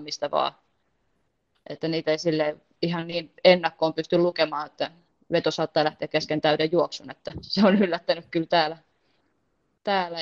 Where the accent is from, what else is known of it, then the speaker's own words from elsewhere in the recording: Heinola, Päijät-Häme, Finland; moved away as an adult; also born or lived in Porvoo; now in Mora, Sweden; Heinola, mistä mä itse lähtöisin